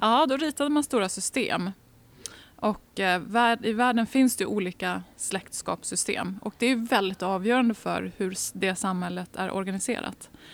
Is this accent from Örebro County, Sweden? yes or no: yes; Degerfors, Örebro County, Sweden; now in Uppsala, Sweden; jag har bott i Värmland i nästan tio år av mitt liv